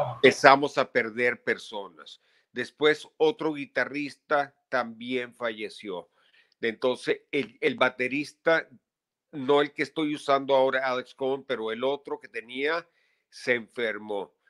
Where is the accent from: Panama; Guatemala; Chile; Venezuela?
Venezuela; moved away as an adult; now in New York, United States; nací en Venezuela, estuve ahí hasta los 22